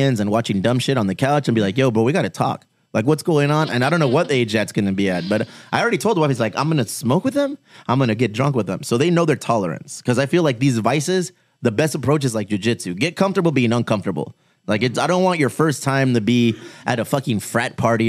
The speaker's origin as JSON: {"language": "English", "town": "Bonita", "region": "California", "country": "United States", "tie": "born or raised there", "said": "When we were younger and when we were raised in Bonita"}